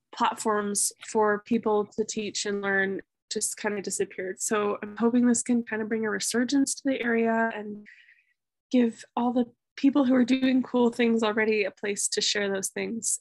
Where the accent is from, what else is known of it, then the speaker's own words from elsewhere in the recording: Grass Valley, California, United States; moved away as an adult; also born or lived in Reno, Nevada; now in Vermont, United States; I grew up in the foothills of the Sierras, a town called Grass Valley